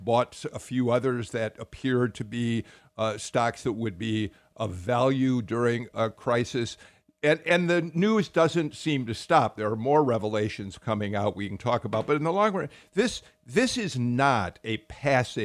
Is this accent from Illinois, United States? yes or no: yes; Chicago, Illinois, United States; moved away; as a Chicagoan, I couldn't agree more. When I was in my 20s, I used to go into little clubs on the north side of Chicago